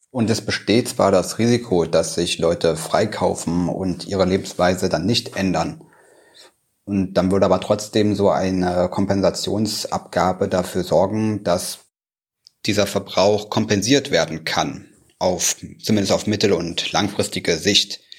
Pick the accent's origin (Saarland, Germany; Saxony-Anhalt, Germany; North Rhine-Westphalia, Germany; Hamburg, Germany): Saxony-Anhalt, Germany; Magdeburg; In meiner Heimatstadt Magdeburg